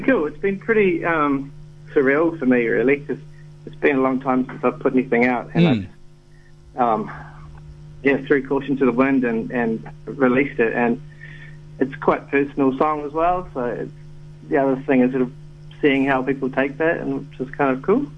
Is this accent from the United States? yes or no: no; New Plymouth, Taranaki, New Zealand; growing up in New Zealand, I grew up in um, New Plymouth